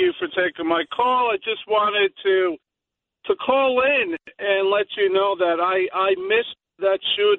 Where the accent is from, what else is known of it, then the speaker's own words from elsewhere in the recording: New York City, New York, United States; I am born and raised in this part of Queens, which was an amazing place to grow up. I'm 49 years old.